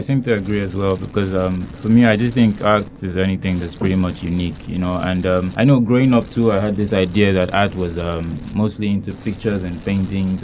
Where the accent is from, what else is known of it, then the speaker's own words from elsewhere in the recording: Nigeria; moved away as an adult; now in Hungary; I'm from Nigeria